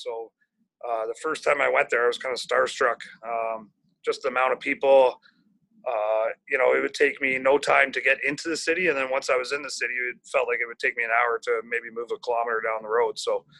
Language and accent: English; Brampton, Ontario, Canada; I was born in Brampton, so parents are still there, family and friends.